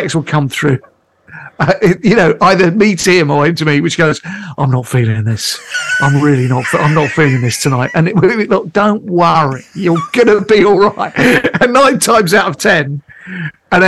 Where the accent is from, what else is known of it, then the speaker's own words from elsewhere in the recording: Pinner, London, United Kingdom; I'm a lad from Pinner